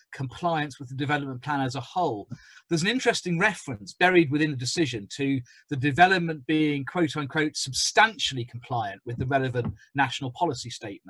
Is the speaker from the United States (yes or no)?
no; Birmingham, West Midlands, United Kingdom; now in London, United Kingdom; as a Brummie